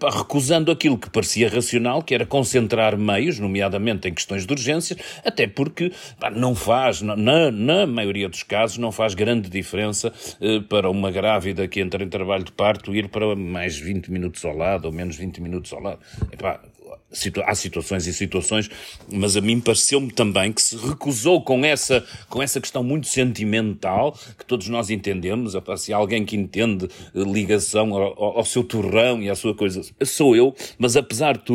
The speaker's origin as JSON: {"language": "Portuguese", "town": "Porto", "region": "Norte", "country": "Portugal", "said": "eu como portuense"}